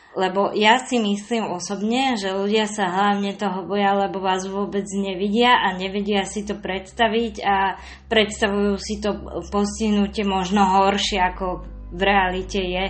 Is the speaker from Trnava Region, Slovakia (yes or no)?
yes; Trnava, Trnava Region, Slovakia; mojom rodnom meste v Trnave